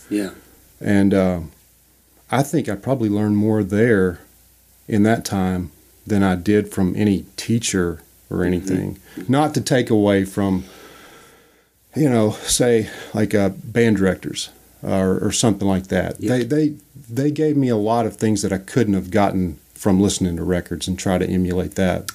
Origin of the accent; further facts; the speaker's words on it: Louisiana, United States; I grew up in Louisiana